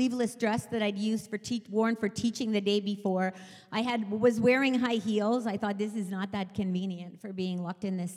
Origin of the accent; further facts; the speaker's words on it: England, United Kingdom; moved away; I was British. I was born in England.